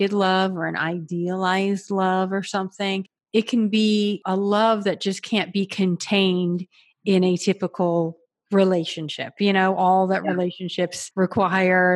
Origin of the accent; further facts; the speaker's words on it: Florida, United States; I grew up in Florida, like on the beach